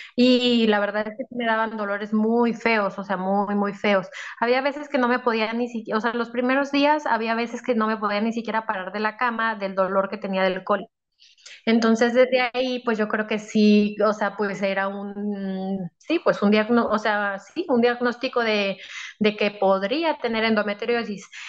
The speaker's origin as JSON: {"language": "Spanish", "town": "Monterrey", "region": "Nuevo León", "country": "Mexico", "said": "tengo 33 años, eh, soy de México"}